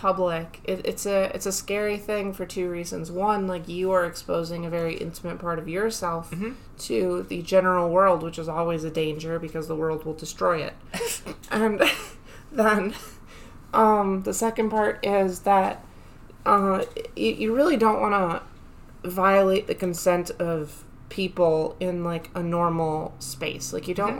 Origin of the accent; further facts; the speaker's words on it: Michigan, United States; We're from Michigan, so, like, our big airport here is, DTW